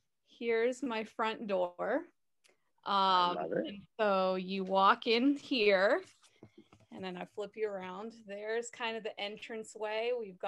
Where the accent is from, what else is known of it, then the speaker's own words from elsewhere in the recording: Manhattan Beach, California, United States; now in Kentucky, United States; I'm from Los Angeles, Manhattan Beach.